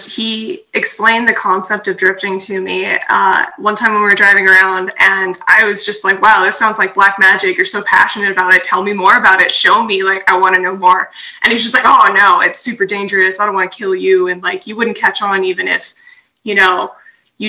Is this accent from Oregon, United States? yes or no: no; Southern California, United States; moved away as an adult; also born or lived in New Jersey; now in Texas, United States; I'm from Southern California